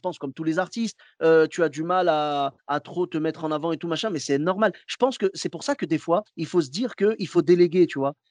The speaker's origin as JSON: {"language": "French", "town": "Clermont-Ferrand", "region": "Auvergne-Rhône-Alpes", "country": "France", "moved": "yes", "said": "je suis de Clermont-Ferrand à la base"}